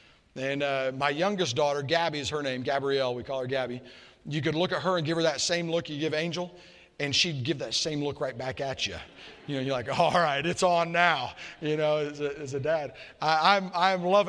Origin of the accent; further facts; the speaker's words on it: Murfreesboro, Tennessee, United States; I'm from Murfreesboro, Tennessee, Nashville area.